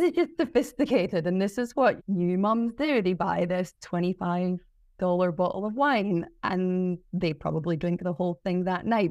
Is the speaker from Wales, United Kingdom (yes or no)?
no; Glasgow, Scotland, United Kingdom; moved away as an adult; also born or lived in South Melbourne, Australia; now in Mornington Peninsula, Australia; growing up in Scotland